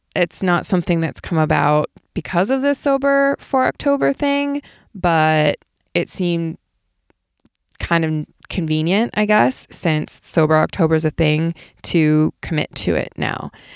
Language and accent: English; Ohio, United States; now in Southern California, United States; I grew up in Ohio